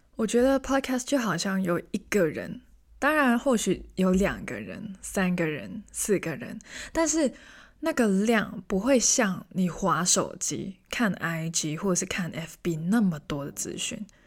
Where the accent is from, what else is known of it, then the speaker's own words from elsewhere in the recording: Hong Kong; moved away as an adult; now in Taiwan; 我是香港人，虽然我听起来完全不像， 但是我真的是香港人